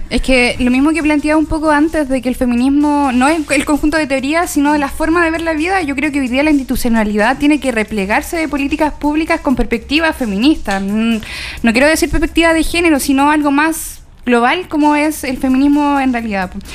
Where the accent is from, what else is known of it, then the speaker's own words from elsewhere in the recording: Coyhaique, Aysén, Chile; moved away; Yo soy de Coyhaique, bueno, siempre lo digo, tengo a la gente cabreada con que soy de Coyhaique